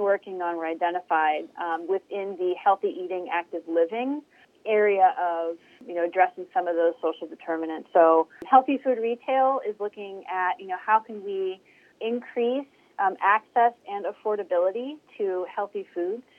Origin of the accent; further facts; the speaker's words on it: Hubbard, Ohio, United States; also born or lived in Youngstown, Ohio; I grew up and have lived all my life um, in the Mahoning Valley. Uh, so I grew up in Hubbard